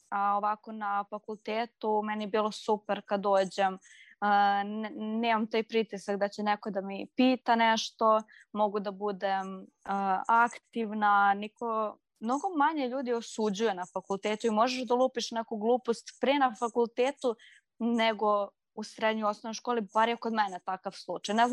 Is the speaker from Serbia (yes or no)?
yes; Serbia; kod nas u Srbiji